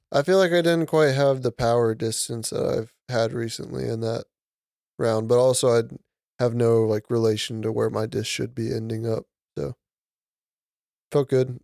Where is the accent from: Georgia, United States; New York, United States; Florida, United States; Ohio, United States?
Georgia, United States; we're from Georgia